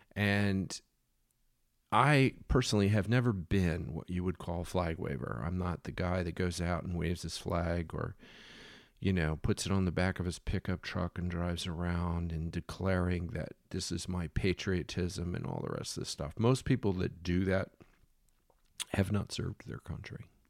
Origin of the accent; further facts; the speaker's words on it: Philadelphia, Pennsylvania, United States; I grew up in Philadelphia, where Betsy Ross sowed the flag for George to go to war